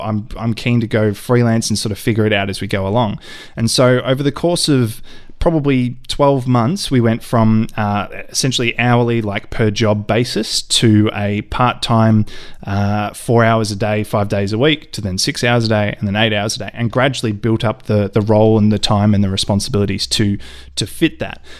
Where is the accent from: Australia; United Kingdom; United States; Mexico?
Australia; Ballarat, Victoria; a friend of mine who I, I grew up with in Ballarat